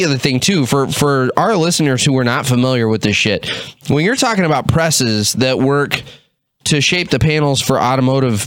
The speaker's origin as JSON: {"language": "English", "region": "Texas", "country": "United States", "said": "I'm from Texas"}